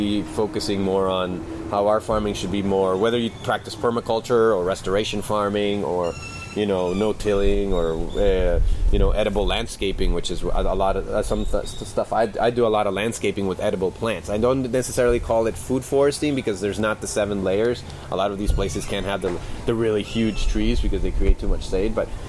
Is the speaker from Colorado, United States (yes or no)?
yes; Colorado, United States; also born or lived in California; I grew up doing pot in Colorado and California and all that stuff.